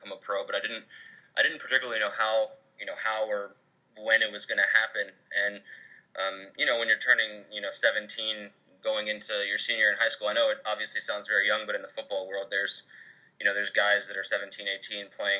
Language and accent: English; Virginia, United States; moved away as an adult; I was born in Virginia